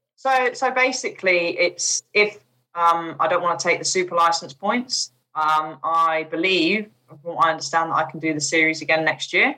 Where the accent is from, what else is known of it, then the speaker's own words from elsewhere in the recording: United Kingdom; also born or lived in Chipping Norton / Bourton-on-the-Water; being a British driver